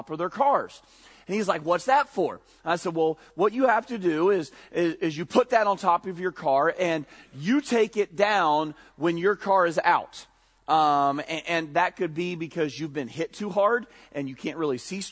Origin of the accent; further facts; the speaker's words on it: Ohio, United States; we grew up in Redneckville, Ohio